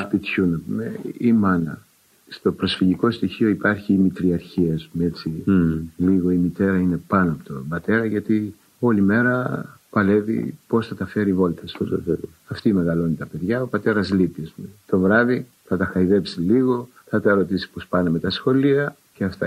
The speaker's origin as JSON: {"language": "Greek", "town": "Nea Ionia", "region": "Attica", "country": "Greece", "tie": "born or raised there", "said": "γεννήθηκα και μεγάλωσα μέσα σε πρόσφυγε"}